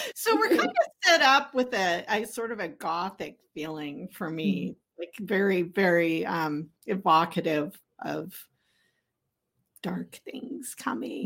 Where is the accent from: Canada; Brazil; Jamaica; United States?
Canada; I grew up in Canada